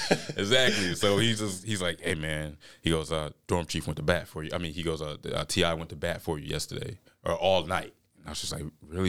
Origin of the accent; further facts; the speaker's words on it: Albany, Georgia, United States; moved away as an adult; now in Jackson County, Mississippi, United States; I'm from Southwest Georgia, Albany, Georgia